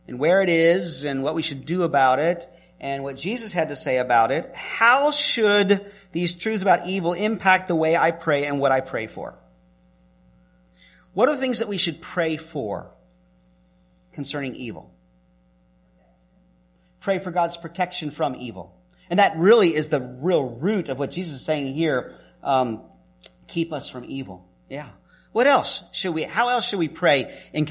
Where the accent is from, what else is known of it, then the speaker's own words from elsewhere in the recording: the South, Southern United States, United States; I'm a Southerner